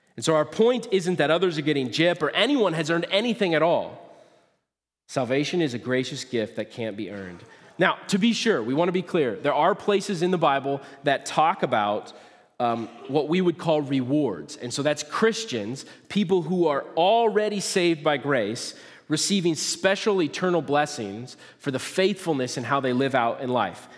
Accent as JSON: {"language": "English", "region": "Nebraska", "country": "United States", "tie": "born or raised there", "moved": "yes", "lives_now": "Kalona, United States", "said": "I grew up in Nebraska"}